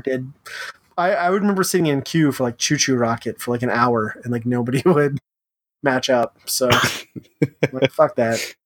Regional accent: Upper Midwest, United States; we're all upper midwestern people

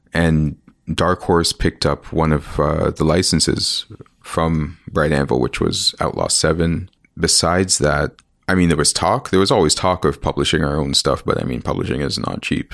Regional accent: Ontario, Canada; also born or lived in Winnipeg, Manitoba / Mississauga / Scarborough; I'm Canadian. I was born here.

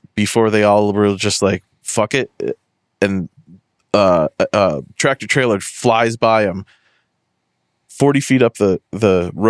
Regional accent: Western Massachusetts, United States; I'm from Western Mass

